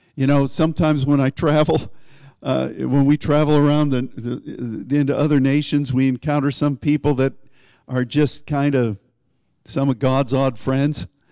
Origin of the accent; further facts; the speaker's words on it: United States; as an American and as a Christian